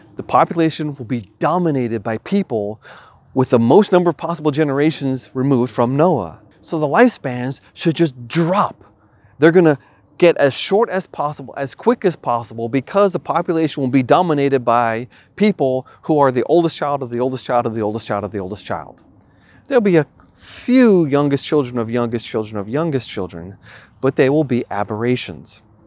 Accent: New York, United States; moved away; where I grew up in New York

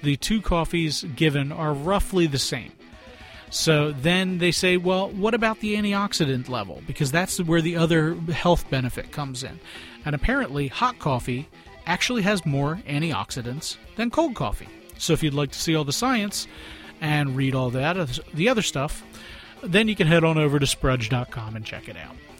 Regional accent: Philadelphia, Pennsylvania, United States; I'm from Philadelphia

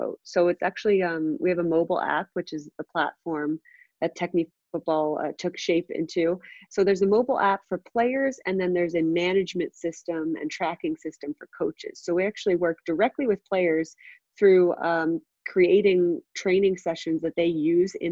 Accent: New Jersey, United States; I grew up in New Jersey

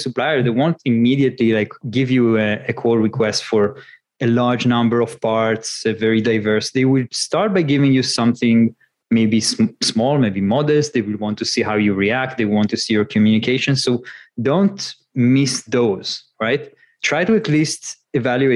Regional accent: Northern Israel, Israel; moved away; I grew up in northern Israel. More nature there, less cars and buildings, and moved to the center.

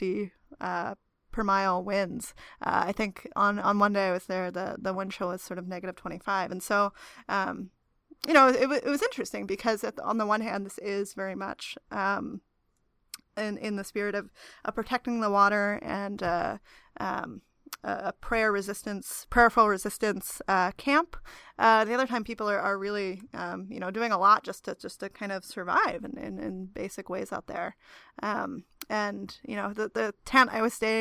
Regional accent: New Jersey, United States; I grew up in New Jersey

